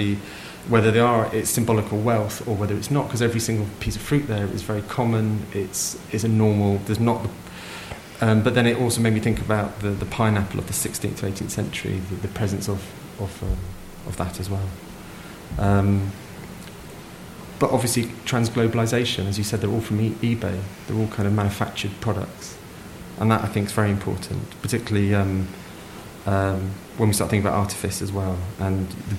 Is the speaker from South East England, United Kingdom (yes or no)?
yes; Kent, South East England, United Kingdom; I'm originally from Kent